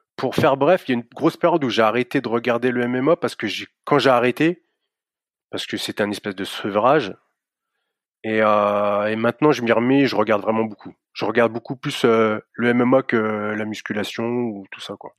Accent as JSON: {"language": "French", "town": "Reims", "region": "Grand Est", "country": "France", "said": "je suis de Reims, alors c'est à une heure et demie au-dessus de Paris, c'est à Champagne-Ardenne"}